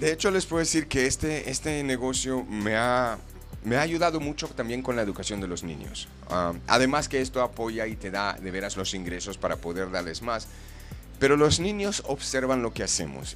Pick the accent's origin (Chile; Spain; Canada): Canada; moved away as an adult; now in Guadalajara, Mexico; yo soy de Canadá y vine a vivir aquí unos años